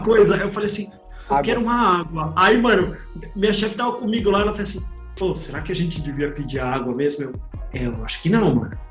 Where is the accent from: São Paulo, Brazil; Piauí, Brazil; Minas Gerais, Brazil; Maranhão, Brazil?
São Paulo, Brazil; also born or lived in Jaçanã, São Paulo; eu, eu, morei a vida inteira na Moca aqui